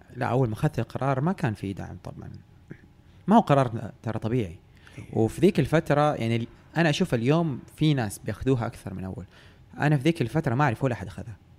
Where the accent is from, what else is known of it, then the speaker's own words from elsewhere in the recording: Jeddah, Makkah Province, Saudi Arabia; moved away as an adult; now in Riyadh, Saudi Arabia; أنا من أهل جدة يعني تولدت وتربيت في جدة